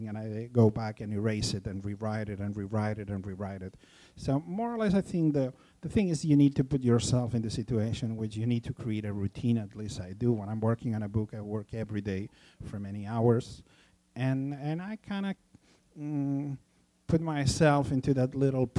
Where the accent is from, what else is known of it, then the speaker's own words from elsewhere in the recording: Barcelona, Catalonia, Spain; also born or lived in Los Angeles; in Barcelona, in my hometown